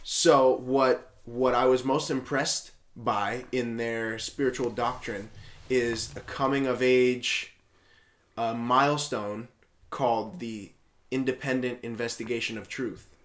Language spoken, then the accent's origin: English; West Hazleton, Pennsylvania, United States; I went to uh, an elementary school in West Hazleton, a Polish Catholic elementary school